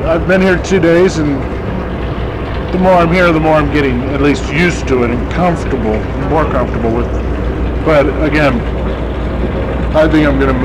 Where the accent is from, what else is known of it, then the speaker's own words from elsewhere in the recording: Virginia, United States; moved away; I'm from Virginia myself